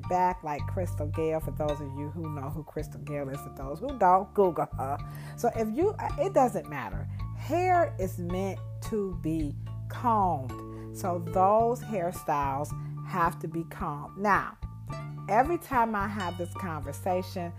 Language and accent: English; United States; I'm an American